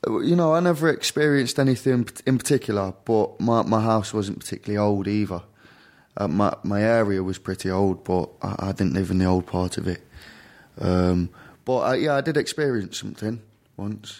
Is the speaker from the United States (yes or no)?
no; Derby, East Midlands, United Kingdom; The U K, the very central regions of the U K. A place called Derby